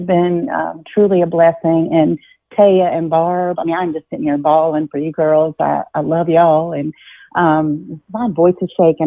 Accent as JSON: {"language": "English", "town": "Virginia Beach", "region": "Virginia", "country": "United States", "tie": "born or raised there", "said": "I grew up in Virginia Beach"}